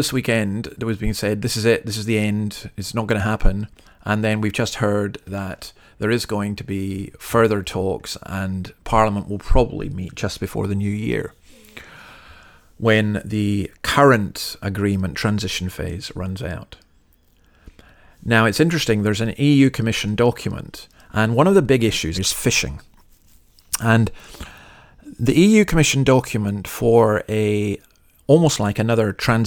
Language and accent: English; Moray Firth, Scotland, United Kingdom; I was brought up in the Murray Firth